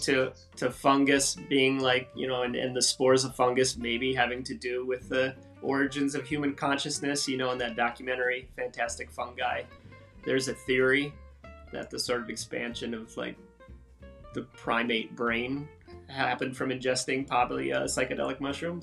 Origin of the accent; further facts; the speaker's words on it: Wisconsin, United States; moved away; the same town I grew up in in Wisconsin